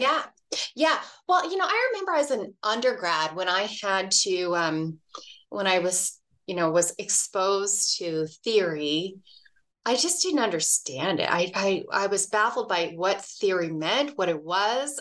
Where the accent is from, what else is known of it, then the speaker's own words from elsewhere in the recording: Dallas, Texas, United States; now in Reno, United States; I grew up in Dallas, Texas